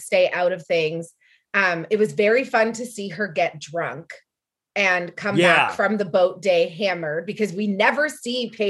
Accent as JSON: {"language": "English", "country": "Canada", "also_born_or_lived": "Los Angeles, United States", "said": "as a Canadian"}